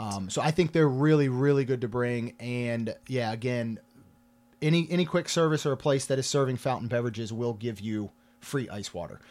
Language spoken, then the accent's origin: English; Maryland, United States; now in Florida, United States; I grew up in Maryland